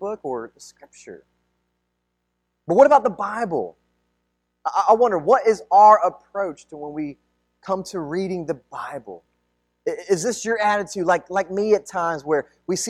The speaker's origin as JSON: {"language": "English", "country": "United States", "tie": "born or raised there", "said": "ethnically I'm Filipino, I was mostly raised here in the United States"}